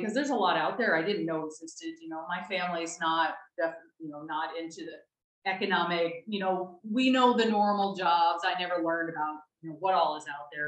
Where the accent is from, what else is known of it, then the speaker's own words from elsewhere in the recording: United States; moved away as an adult; now in Spain; I'm American